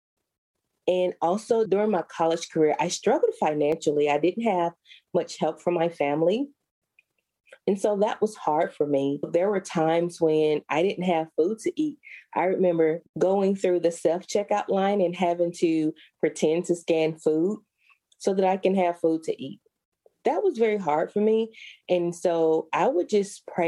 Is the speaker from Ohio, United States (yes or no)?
no; Alabama, United States; I was born and raised in Alabama